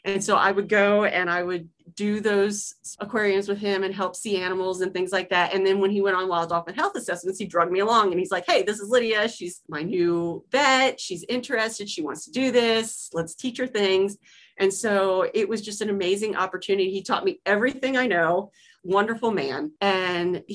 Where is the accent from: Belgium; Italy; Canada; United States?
United States; Kentucky; moved away as an adult; also born or lived in St. Petersburg, Florida; I was from a landlocked state. I'm from Kentucky. And so that was a big deal to meet a dolphin. And so this little landlocked state girl from a farm